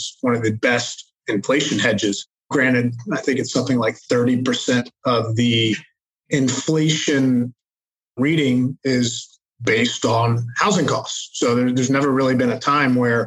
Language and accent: English; Charlotte, North Carolina, United States; moved away as an adult; also born or lived in Hong Kong / Manhattan, New York; I am from Charlotte, North Carolina originally